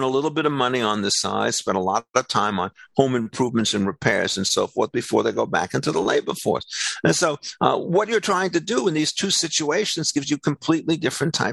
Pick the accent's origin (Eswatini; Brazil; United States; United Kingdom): United States; I'm a second generation American.